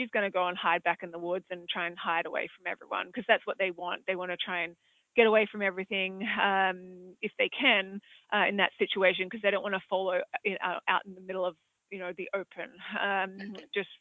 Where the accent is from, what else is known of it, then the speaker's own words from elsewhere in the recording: Australia; accent: Australian; moved away; as you can probably tell from my accent, I'm from Australia